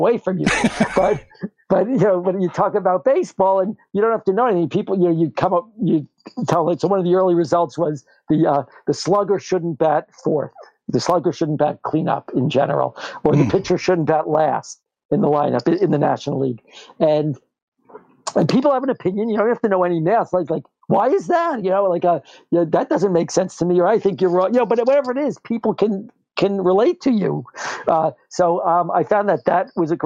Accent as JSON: {"language": "English", "region": "New York", "country": "United States", "tie": "born or raised there", "moved": "yes", "lives_now": "New Jersey, United States", "said": "I grew up in New York"}